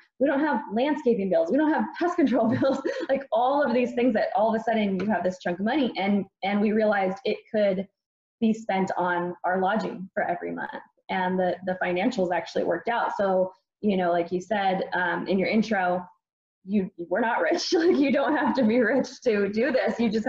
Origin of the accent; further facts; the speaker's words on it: East Coast, United States; because we were in Arizona and I grew up on the East Coast and was kind of missing it.